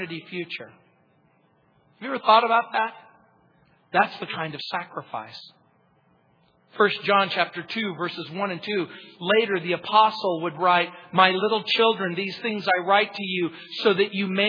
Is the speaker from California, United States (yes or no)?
yes; Hesperia, California, United States; I grew up in the Mojave Desert